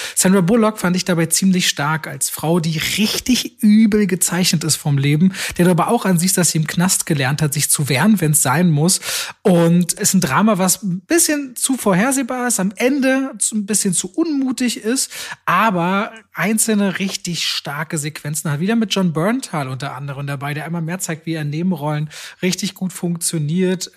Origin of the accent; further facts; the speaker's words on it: Germany; ich bin unter verhältnismäßig in Deutschland sehr ärmlichen Bedingungen aufgewachsen